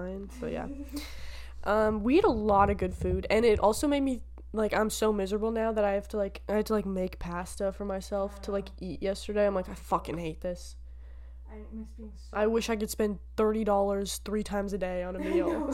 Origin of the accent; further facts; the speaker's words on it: Canada; we're proud of being Canadian